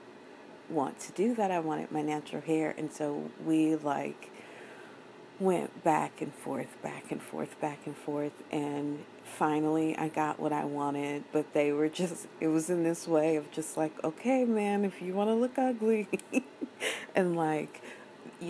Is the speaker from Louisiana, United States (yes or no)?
no; Oklahoma, United States; moved away as an adult; also born or lived in San Francisco; I was from Oklahoma